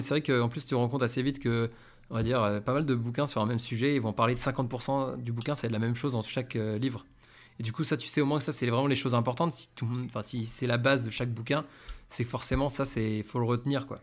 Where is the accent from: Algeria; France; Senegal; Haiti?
France; now in Spain; on est français, on comprend assez vite l'espagnol